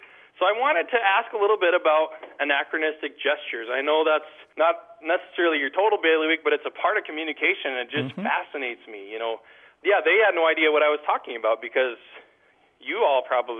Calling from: Plaza, North Dakota, United States; I'm calling from Plaza, North Dakota.

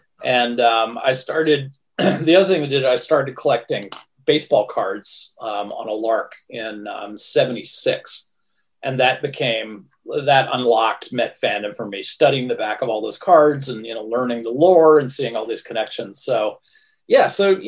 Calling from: Brooklyn, New York, United States; I'm here in Brooklyn.

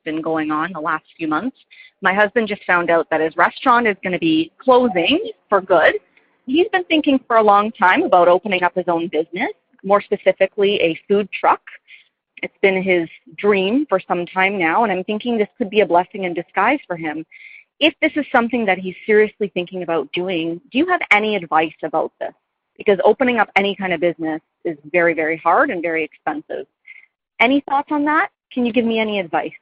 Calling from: Toronto, Ontario, Canada; I'm calling from Toronto, Canada

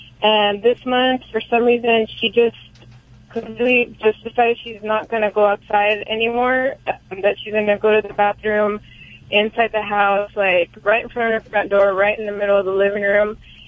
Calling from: Visalia, California, United States; I'm calling from Visalia, California.

